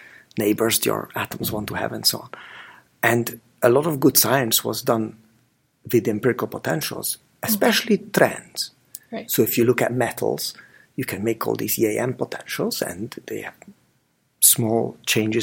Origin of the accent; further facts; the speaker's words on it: Budapest, Hungary; moved away; We grew up together in Budapest